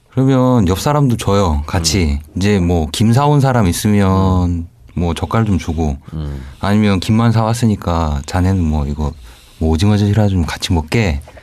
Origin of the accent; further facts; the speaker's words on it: Jeonju / Gunsan, North Jeolla, South Korea; 저는 전주나 이제 군산 쪽이 제 네. 고향이고 이제 본래 네. 살고 있는 곳이니까